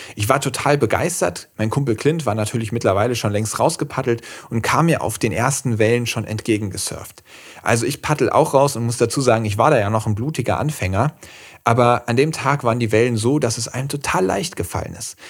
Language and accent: German; Schwalm, Central Hesse, Germany; also born or lived in Marburg; Ich komme auch ursprünglich hier aus Mittelhessen, aus der Schwalm, das ist so eine Region zwischen Kassel und Marburg